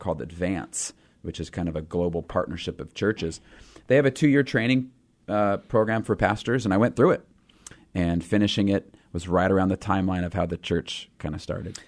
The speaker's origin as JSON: {"language": "English", "region": "Pacific Northwest", "country": "United States", "said": "we're from the Pacific Northwest"}